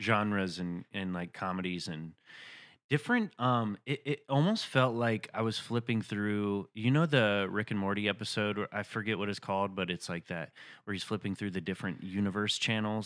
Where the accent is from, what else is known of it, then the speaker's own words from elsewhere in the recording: Chattanooga, Tennessee, United States; moved away; I'm from Chattanooga, Tennessee.